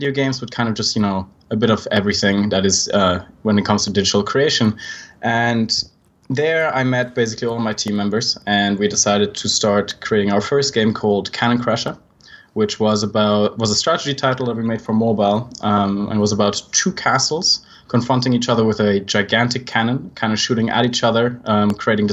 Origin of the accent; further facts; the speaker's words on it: Switzerland; accent: Swiss; I'm actually Swiss, which you can probably tell by my accent.